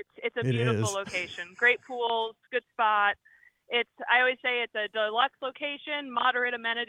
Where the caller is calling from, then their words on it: Florida, United States; I'm calling you from Walt Disney World.